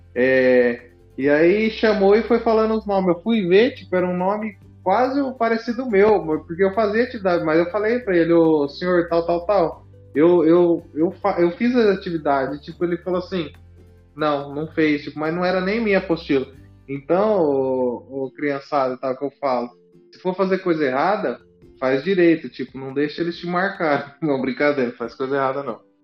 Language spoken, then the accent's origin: Portuguese; São Paulo, Brazil; a gente é do estado de São Paulo